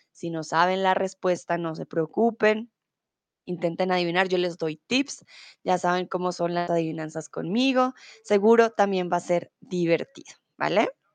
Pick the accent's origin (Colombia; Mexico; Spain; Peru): Colombia